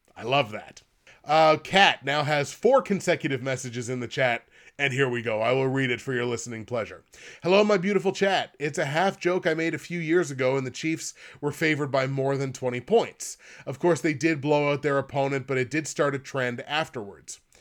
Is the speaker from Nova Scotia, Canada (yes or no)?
yes; Nova Scotia, Canada; I'm from Nova Scotia